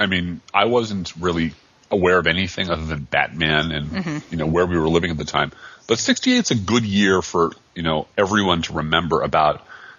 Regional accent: Ireland; Being an Irishman and a writer, this happens to me.

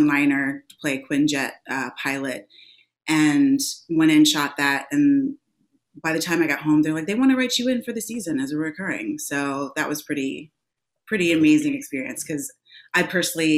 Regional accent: the panhandle of Florida, United States; also born or lived in England; I was born in England. I left when I was about four, and then I moved to the panhandle of Florida.

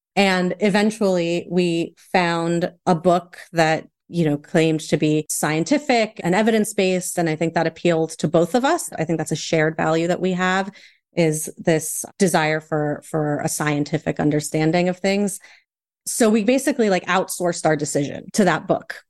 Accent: United States; I have a Chilean father and a Puerto Rican mother. I was raised primarily in the States

